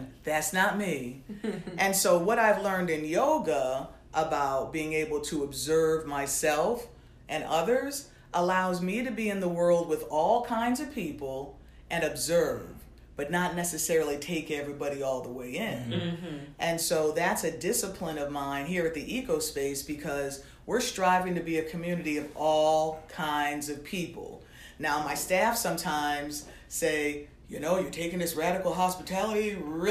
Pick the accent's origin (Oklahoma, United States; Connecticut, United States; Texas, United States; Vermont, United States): Connecticut, United States; Torrington; also born or lived in Norfolk, Connecticut; growing up as a Black person in a place like Connecticut, and I grew up in Norfolk and Torrington